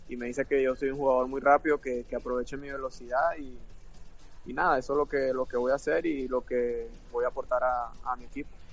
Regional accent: Venezuela; moved away as an adult; now in United States; somos, somos venezolanos los dos

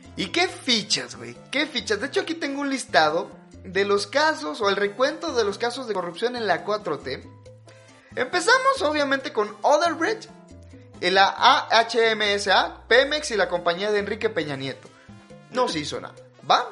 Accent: Mexico; soy un mexicano flexible

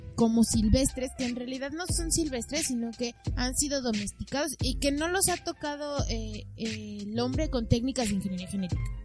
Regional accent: Mexico; yo sí me siento identificada como mexicana

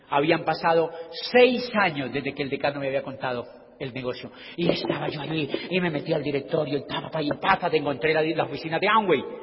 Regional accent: Colombia; yo soy de Colombia

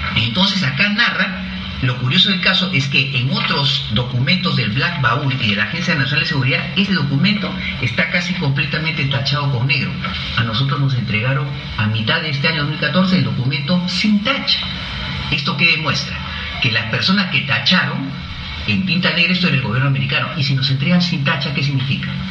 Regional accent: Peru; yo como peruano, no solamente como peruano, sino como ciudadano del mundo

